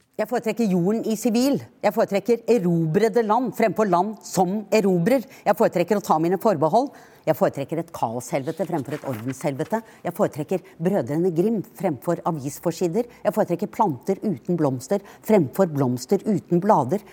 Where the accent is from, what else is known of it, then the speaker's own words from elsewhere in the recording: Norway; som nordmann